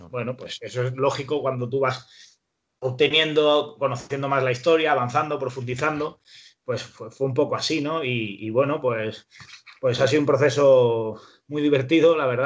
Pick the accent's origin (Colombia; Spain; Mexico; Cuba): Spain; soy un periodista español